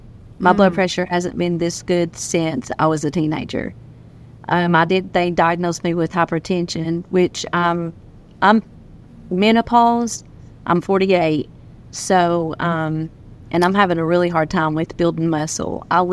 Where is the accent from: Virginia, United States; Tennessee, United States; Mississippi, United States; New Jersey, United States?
Tennessee, United States